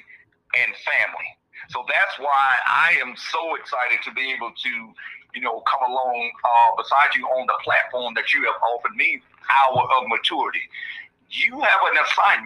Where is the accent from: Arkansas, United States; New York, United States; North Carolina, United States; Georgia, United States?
Georgia, United States; moved away as an adult; I grew up in Georgia, left right after high school, went in the Marines